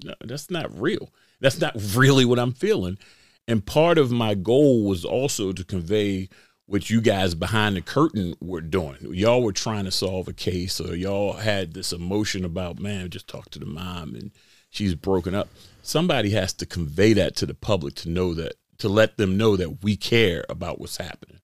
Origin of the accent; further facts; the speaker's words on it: Baltimore, Maryland, United States; I grew up right here in Baltimore